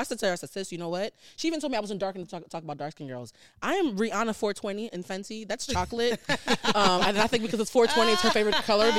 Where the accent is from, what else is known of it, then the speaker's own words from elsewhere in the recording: Havana, Cuba; also born or lived in Port-au-Prince, Haiti; now in United States; I was born in Port-au-Prince and then I moved to Havana.